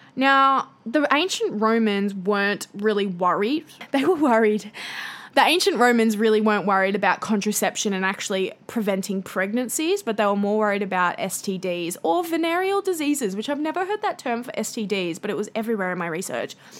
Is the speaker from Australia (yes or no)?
yes; Australia; accent: bogan Australian; my bogan Australian accent